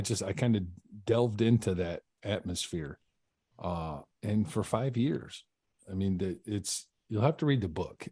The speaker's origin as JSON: {"language": "English", "town": "Carson City", "region": "Michigan", "country": "United States", "tie": "born or raised there", "said": "I grew up in Michigan, uh, in small town Michigan. Uh, it's called Carson City."}